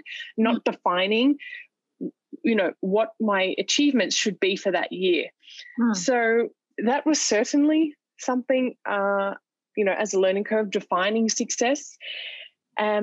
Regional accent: Australia; moved away as an adult; now in Dubai, United Arab Emirates; my home country in Australia

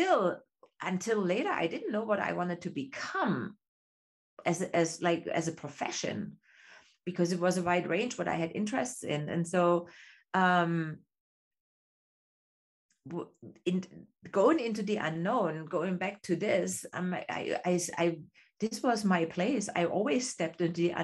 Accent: East Germany, Germany; English is a second language; moved away as an adult; me growing up in East Germany, I had two options what I could become

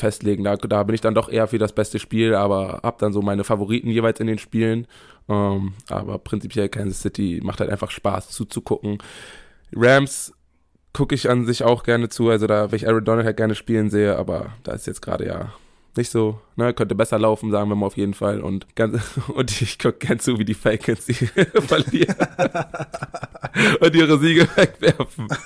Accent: Bremen, Germany; der meinte, als Bremer brauche ich Werder-Sachen.

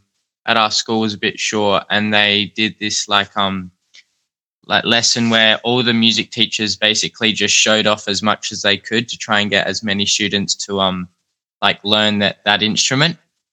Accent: Adelaide, South Australia, Australia; I was born here in Adelaide. I've lived here all my life, so we haven't really done much moving.

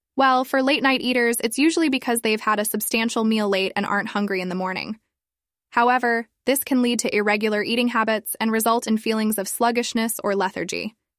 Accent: China; my hometown in China

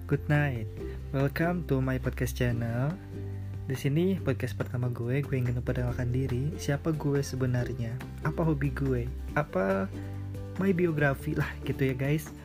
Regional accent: Sukabumi, West Java, Indonesia; gue lahir di Sukabumi gue besar di Sukabumi ya kalian tahu Sukabumi kota mochi guys

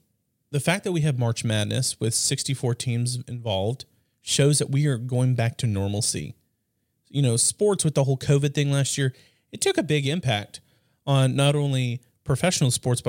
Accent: West Coast, United States; now in Southern US; You know, we're Southern boys. I mean, we grew up on the West Coast, but, you know, we live in the South now.

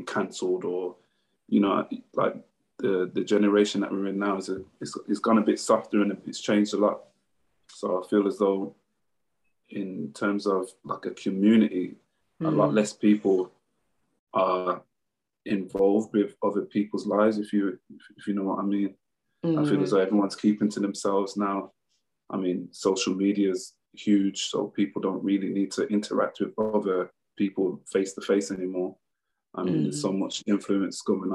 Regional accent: Birmingham, West Midlands, United Kingdom; when I was growing up in Birmingham, in like the 90s and the early 2000s

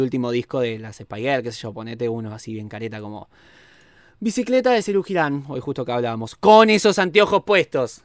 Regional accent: Argentina; nuestra historia eh, tanto argentina como latinoamericana

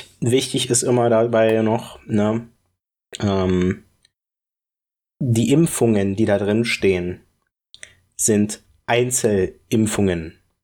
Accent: Berlin, Germany; Ich komme ja aus der Ecke, deswegen vielleicht finde, verbinde ich da auch was Persönliches mit. Spandau

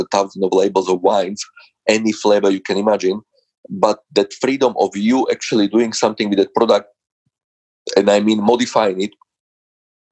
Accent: Slovakia; English is a second language; moved away as an adult; now in London, United Kingdom; I was born in Slovakia

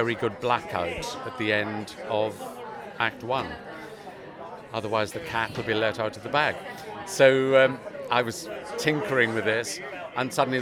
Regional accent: Swansea, Wales, United Kingdom; moved away; my hometown in Swansea

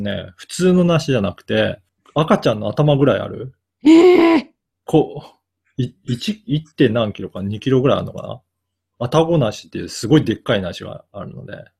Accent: Okayama, Japan; moved away; 私の実家が、はい。岡山なんですね

